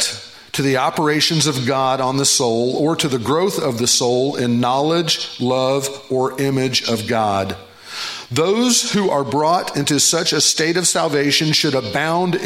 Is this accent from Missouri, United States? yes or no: yes; Carthage, Missouri, United States; moved away as an adult; We moved back to Missouri. I'm originally from Carthage.